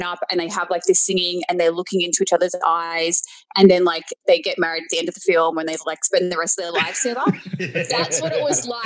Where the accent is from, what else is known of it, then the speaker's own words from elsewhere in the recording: Sydney, New South Wales, Australia; moved away; we are both from Sydney, Australia, and we're both from Campbelltown, so like the same suburb. And we went to the same high school